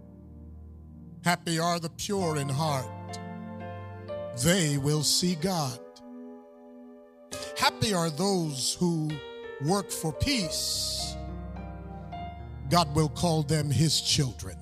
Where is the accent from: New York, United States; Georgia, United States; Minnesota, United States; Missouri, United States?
New York, United States; Buffalo; my hometown of Buffalo, New York